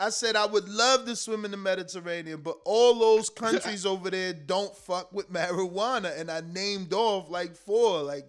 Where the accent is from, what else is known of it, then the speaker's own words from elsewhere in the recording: United States; I am an American that can't point countries on the map.